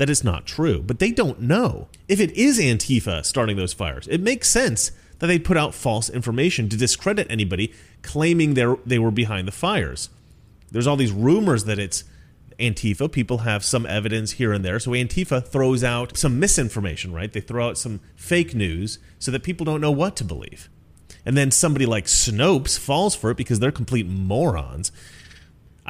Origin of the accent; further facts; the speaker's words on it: Oregon, United States; I grew up in Oregon